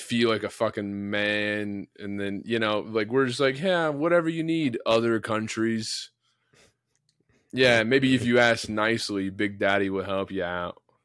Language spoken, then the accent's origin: English; United States; as an American